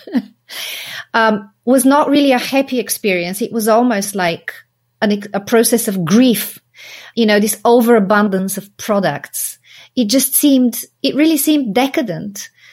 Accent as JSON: {"language": "English", "town": "Sofia", "region": "Sofia City", "country": "Bulgaria", "tie": "born or raised there", "moved": "as an adult", "said": "I grew up in Sofia"}